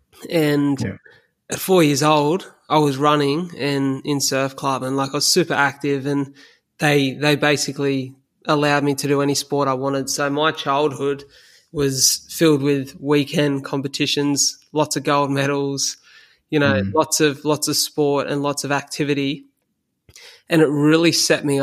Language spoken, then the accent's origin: English; Australia; as an Aussie male